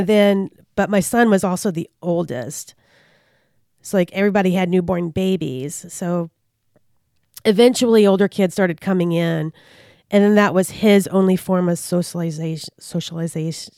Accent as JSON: {"language": "English", "town": "Richmond", "region": "Virginia", "country": "United States", "tie": "born or raised there", "said": "I grew up in Richmond"}